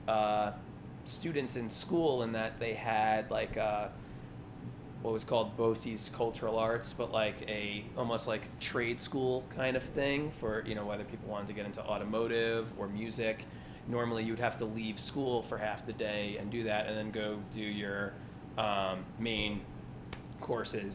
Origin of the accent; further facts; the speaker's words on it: Commack, New York, United States; moved away; also born or lived in Philadelphia; I'm from Commack, New York. It's about an hour outside of Manhattan on Long Island